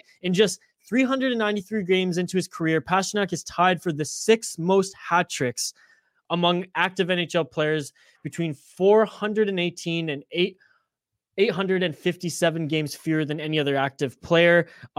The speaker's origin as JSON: {"language": "English", "country": "Canada", "said": "because I'm Canadian."}